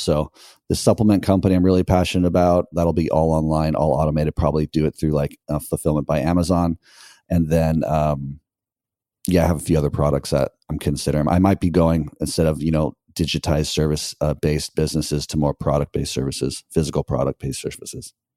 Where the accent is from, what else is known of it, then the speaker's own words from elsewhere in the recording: United States; moved away as an adult; now in Nicaragua; America, like it's my home country